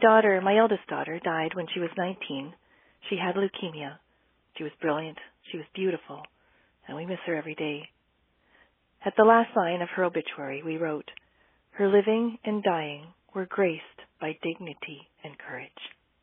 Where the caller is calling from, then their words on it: Delta, British Columbia, Canada; calling from Delta, B.C.